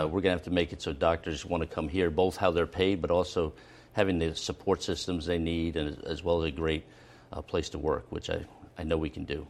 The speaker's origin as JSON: {"language": "English", "town": "Philadelphia", "region": "Pennsylvania", "country": "United States", "tie": "born or raised there", "also_born_or_lived": "Boston", "moved": "as an adult", "lives_now": "Rhode Island, United States", "said": "I'm born and raised in Philadelphia, in West Philadelphia"}